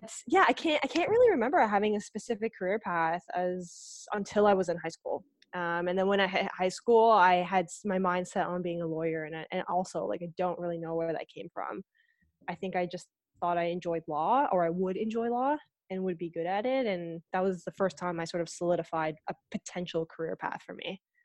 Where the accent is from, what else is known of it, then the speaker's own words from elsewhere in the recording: Aurora, Ontario, Canada; also born or lived in Etobicoke, Ontario; I, I grew up in Aurora. Like, I was born in Etobicoke, but we moved to Aurora when I was quite, quite young